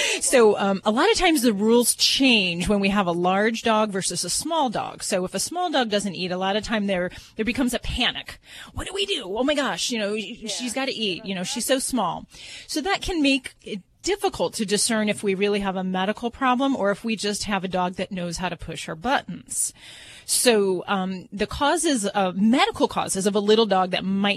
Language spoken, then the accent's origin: English; Hammond, Indiana, United States; I'm from Hammond, Indiana, so not too far from those woods.